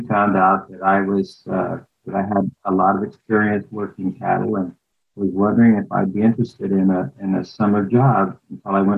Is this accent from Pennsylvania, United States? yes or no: no; El Centro, California, United States; I'm born here in El Centro in Imperial Valley, California. And I've had the privilege of actually working my career out where I was raised and born